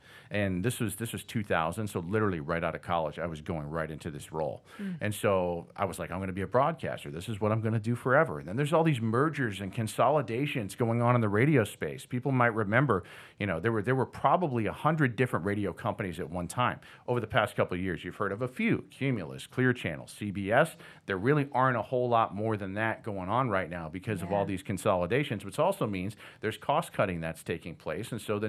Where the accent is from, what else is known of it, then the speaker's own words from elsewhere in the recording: Northeast, United States; growing up in the Northeast, it's all about professional sports.